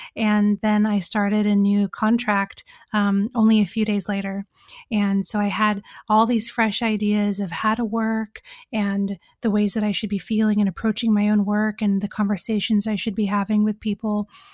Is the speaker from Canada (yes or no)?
no; California, United States; moved away as an adult; now in England; I'm from California. I grew up there until I was twenty.